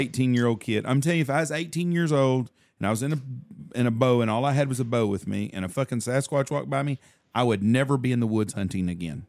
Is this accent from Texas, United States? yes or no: yes; Texas, United States; I'm from Texas.